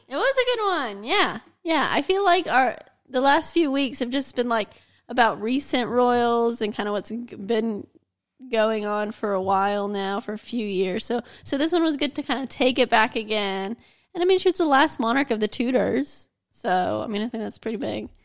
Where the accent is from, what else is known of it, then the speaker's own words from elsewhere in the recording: United States; I'm American